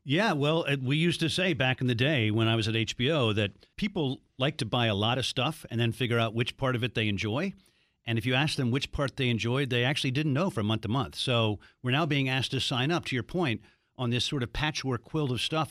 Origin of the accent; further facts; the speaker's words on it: Baltimore, Maryland, United States; I'm from Baltimore, so I had to play lacrosse